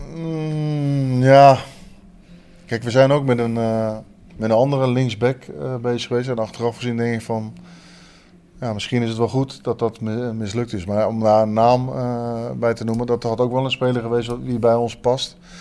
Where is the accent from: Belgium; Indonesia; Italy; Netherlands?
Netherlands; Leiden, South Holland; moved away as an adult; also born or lived in Breda; now in Maastricht, Netherlands; ik heb tot mijn twintigste in Leiden gewoond, waar ik ben opgegroeid